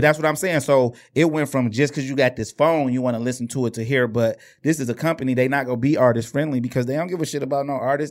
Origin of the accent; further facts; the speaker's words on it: Inkster, Michigan, United States; we was from Inkster